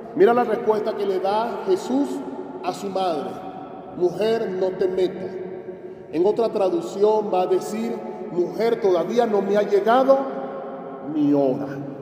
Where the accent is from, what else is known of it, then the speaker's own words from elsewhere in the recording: Venezuela; moved away; allá en mi país, la Virgen patrona de Venezuela es la Virgen de Coromoto